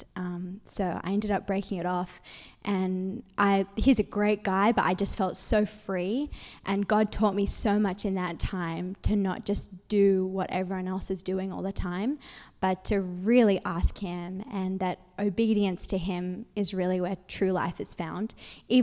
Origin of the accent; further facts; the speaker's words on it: Sydney, New South Wales, Australia; moved away as an adult; now in United States; I'm from Sydney, Australia, and I met my husband. He was studying in Sydney